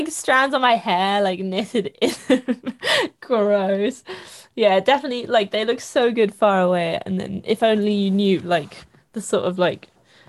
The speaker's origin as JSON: {"language": "English", "region": "East of England", "country": "United Kingdom", "said": "I definitely loved people being like, what are you doing? I'm from Essex. What are you doing? Are you knitting?"}